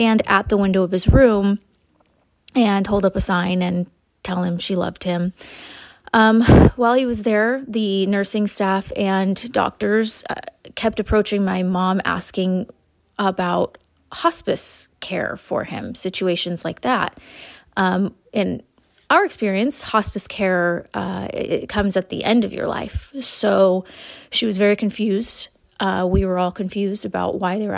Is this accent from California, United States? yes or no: yes; Huntington Beach, California, United States; now in San Francisco Bay Area, United States; I am originally a Southern California girl, born and raised in Huntington Beach.